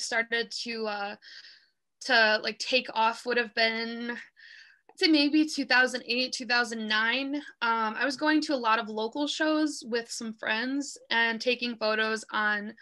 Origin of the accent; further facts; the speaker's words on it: Madison, Wisconsin, United States; now in Milwaukee, United States; I was born in Madison, so I spent a good part of my childhood there. And then my parents divorced when I was pretty young, so I was between Madison and Milwaukee most of the time